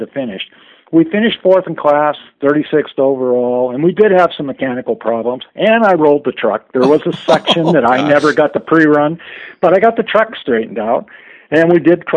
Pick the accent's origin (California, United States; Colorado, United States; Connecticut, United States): California, United States; San Francisco Bay Area; I grew up in the San Francisco Bay Area